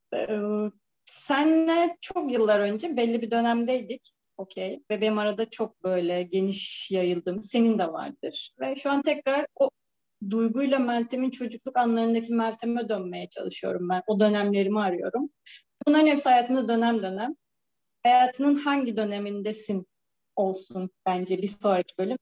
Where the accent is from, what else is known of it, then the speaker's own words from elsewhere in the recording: İzmir, Turkey; moved away as an adult; also born or lived in Samsun; now in Istanbul, Turkey; İzmir'de büyümüş, İstanbul'da yaşayan bir bireyim.